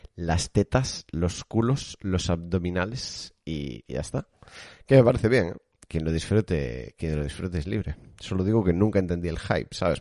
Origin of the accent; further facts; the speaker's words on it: Galicia, Spain; yo soy gallego